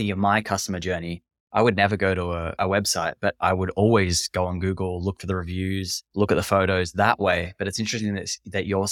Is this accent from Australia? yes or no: yes; Australia; I'm from Australia.